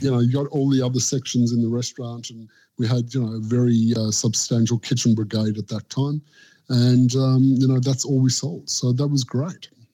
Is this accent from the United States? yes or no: no; South Africa; now in Australia; growing up in South Africa and moving to Australia